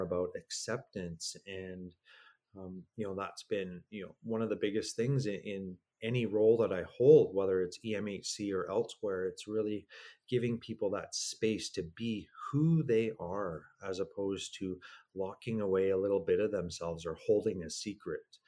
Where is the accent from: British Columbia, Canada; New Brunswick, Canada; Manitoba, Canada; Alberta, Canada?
Alberta, Canada; Stony Plain; also born or lived in Edmonton; I grew up out in Stony Plain